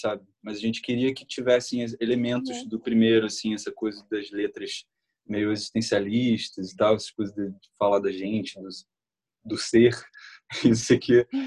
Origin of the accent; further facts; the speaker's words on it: Nova Iguaçu, Rio de Janeiro, Brazil; A gente é, a gente é de Nova Iguaçu, Uhum. É, e é, é, Baixada lá, é Baixada Fluminense aqui no Rio